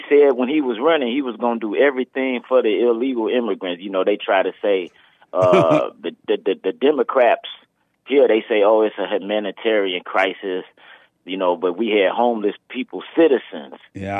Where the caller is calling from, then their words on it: Chicago, Illinois, United States; Yeah, I'm calling from Chicago